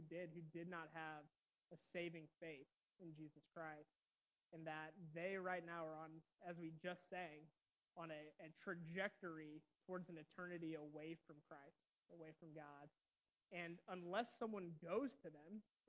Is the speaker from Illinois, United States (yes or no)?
no; Roselawn, Indiana, United States; I grew up in Roselawn, Indiana, so just a little bit further south of here, although most of my family's from Lowell.